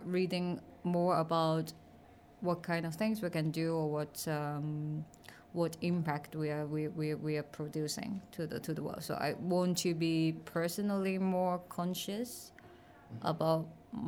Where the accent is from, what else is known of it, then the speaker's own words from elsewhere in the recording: Hong Kong; I'm coming from Hong Kong